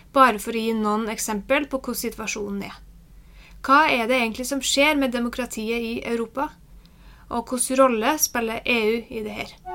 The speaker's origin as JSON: {"language": "Norwegian", "country": "Norway", "said": "som nordmann"}